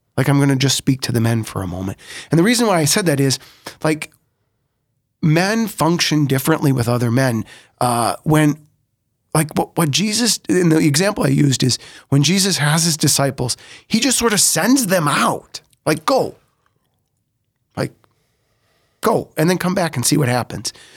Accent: Sioux Falls, South Dakota, United States; also born or lived in Rome, Italy; I was born in Sioux Falls, yeah. but we didn't quite live in Sioux Falls when I was born. Um, grew up right here in this neighborhood of the cathedral

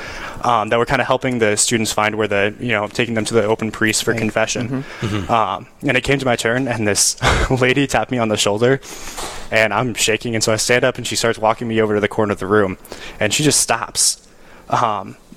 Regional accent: Rapid City, South Dakota, United States; moved away as an adult; now in Winona, United States; I grew up in Rapid City, South Dakota, Diocese of Western South Dakota

